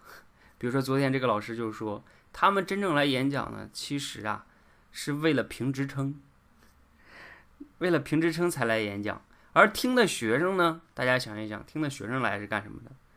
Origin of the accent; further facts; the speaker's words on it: China; 我们中国人呢从小本来就演讲的机会就少